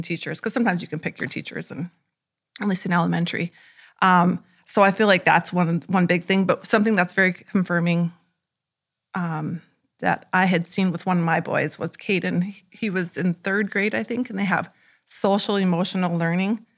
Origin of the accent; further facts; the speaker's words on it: Turtle Lake, North Dakota, United States; I'm from Turtle Lake